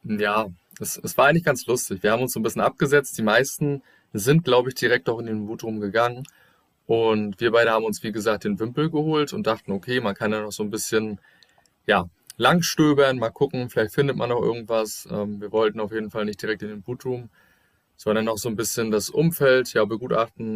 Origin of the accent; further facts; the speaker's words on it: Germany; bei uns in Deutschland